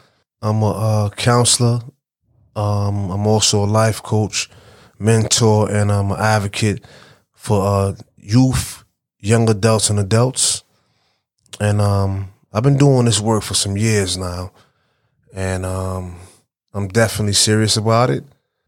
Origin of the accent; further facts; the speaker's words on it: Brooklyn, New York, United States; I'm from Flatbush. I'm from East 31st. I'm from the whole Vanderbilt area. Mm-hmm. And I grew up there, went to school there, PS 269, the main building annex, you know, went to Walt Whitman, went to Erasmus. So I am Flatbush.